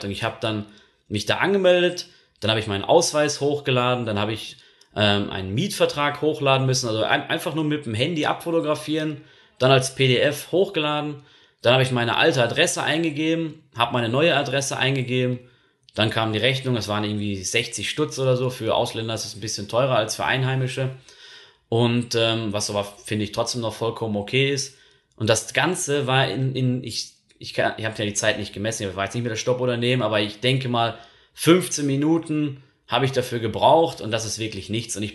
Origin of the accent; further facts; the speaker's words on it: Zurich, Switzerland; Ihr wisst, ich komme ja aus dem Kanton Zürich, deswegen habe ich auch nur Kontakt jetzt gehabt zu Zürcher Ämtern.